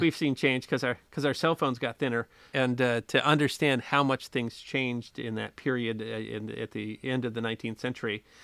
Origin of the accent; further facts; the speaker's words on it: United States; I'm American. I grew up in the United States